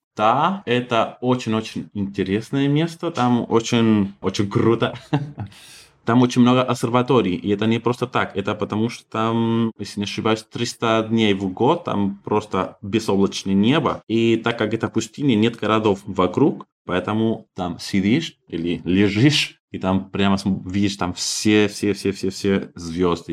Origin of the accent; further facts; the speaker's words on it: Santiago, Santiago Metropolitan Region, Chile; Russian is a second language; moved away; Я столичный парень из Сантьяго